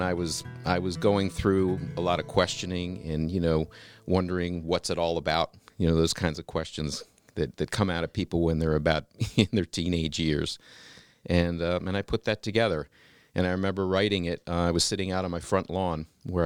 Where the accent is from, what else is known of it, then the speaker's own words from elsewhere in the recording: Mill Creek Town, Maryland, United States; I grew up in between Gaithersburg and Rockville, Maryland, a little town called Mill Creek Town